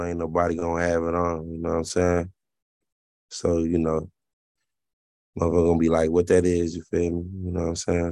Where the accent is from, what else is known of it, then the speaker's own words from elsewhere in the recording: Alabama, United States; moved away; also born or lived in Kentucky; growing up in Alabama